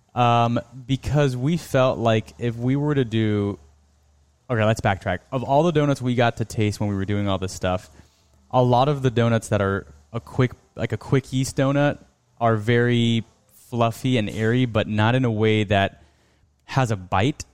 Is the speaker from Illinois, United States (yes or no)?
no; Miami, Florida, United States; we're from Miami. You know, we're Cuban American